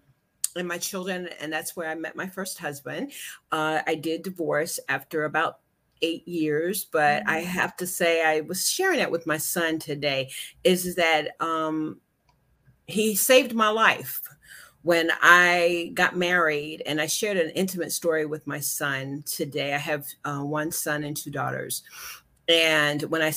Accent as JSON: {"language": "English", "town": "Shelby", "region": "North Carolina", "country": "United States", "tie": "born or raised there", "also_born_or_lived": "Washington, D.C. / New Jersey", "moved": "as an adult", "said": "I am from North Carolina. Shelby, North Carolina is my home. Yay. Grew up there"}